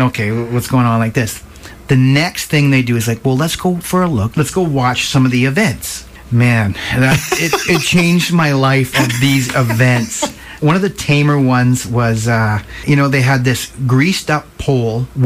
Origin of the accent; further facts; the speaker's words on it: Nelson, British Columbia, Canada; I was brought up here in Nelson. I went to South Nelson School